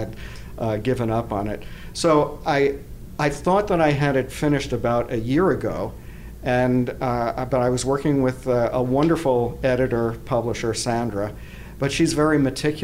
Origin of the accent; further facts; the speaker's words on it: South Orange, New Jersey, United States; moved away as an adult; also born or lived in Madison, Wisconsin / Boulder, Colorado; now in San Diego, United States; I'm from South Orange, New Jersey